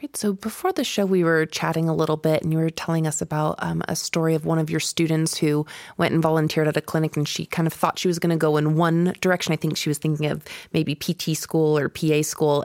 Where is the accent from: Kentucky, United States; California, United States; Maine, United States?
Kentucky, United States; moved away; I was born here, but I grew up in Kentucky